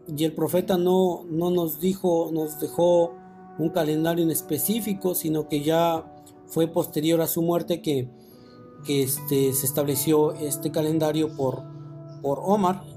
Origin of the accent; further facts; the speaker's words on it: Mexico; nosotros como mexicanos